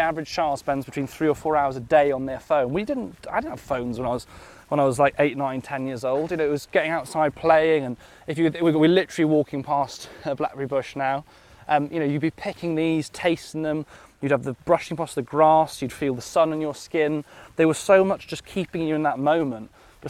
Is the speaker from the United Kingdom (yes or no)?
yes; Nantgaredig, Wales, United Kingdom; I grew up outside Nankeredig.